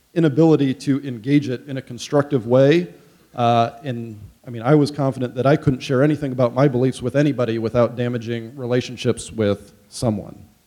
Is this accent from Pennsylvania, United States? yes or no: no; Goshen, Indiana, United States; I grew up in College Mennonite Church and in Goshen